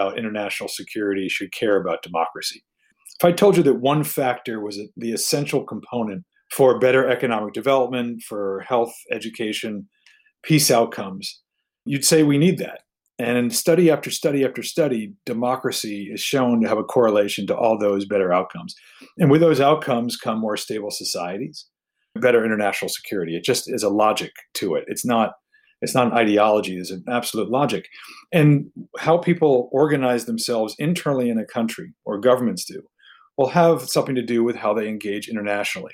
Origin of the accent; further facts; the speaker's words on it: United States; moved away as an adult; also born or lived in Taiwan; me as an American